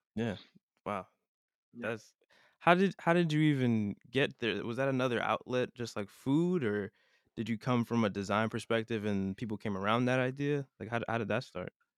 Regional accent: Broward County, Florida, United States; I'm from Broward

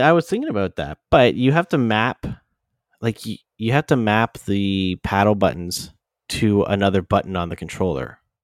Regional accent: London, Ontario, Canada; the London airport, my hometown

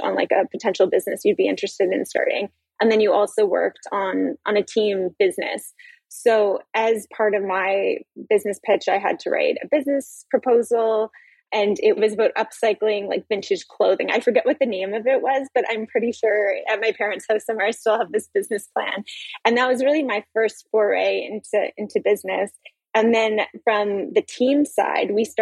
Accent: Halifax, Nova Scotia, Canada; moved away as an adult; also born or lived in Toronto; I'm from Halifax originally

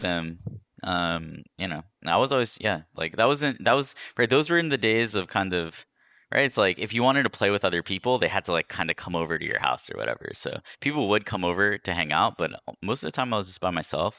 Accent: New York, United States; moved away; I was born in New York

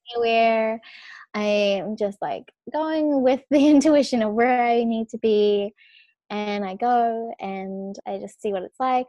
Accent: New Zealand; moved away as an adult; also born or lived in Australia; I was born in New Zealand, but I like now I literally only am in New Zealand for Christmas time with my family

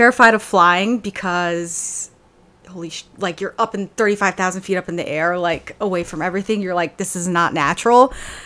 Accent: Maryland, United States; growing up in Maryland, we would go to Andrews Air Force Base

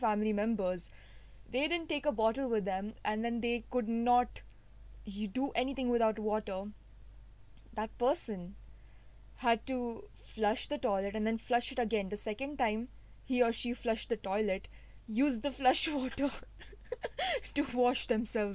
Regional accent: India; being Indian

